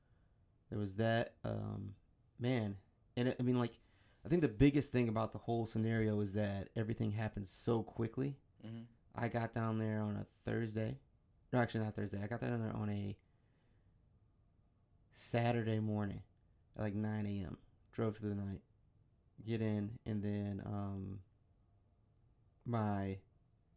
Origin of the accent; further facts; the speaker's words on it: Michigan, United States; I'm from Michigan